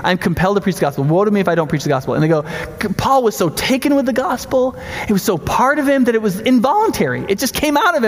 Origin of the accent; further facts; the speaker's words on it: New York, United States; also born or lived in Panama City, Florida / South; now in Madison, United States; I grew up in New York